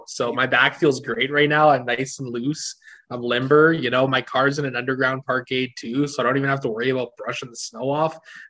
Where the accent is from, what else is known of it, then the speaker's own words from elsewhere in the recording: Calgary, Alberta, Canada; I grew up living in Calgary